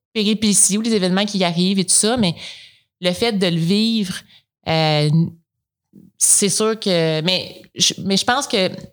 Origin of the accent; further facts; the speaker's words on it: Coaticook, Quebec, Canada; Je viens de, je suis originaire de Quaticook.